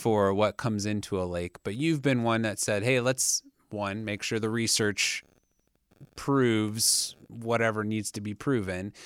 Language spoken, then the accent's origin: English; Ohio, United States; moved away; I'm from Ohio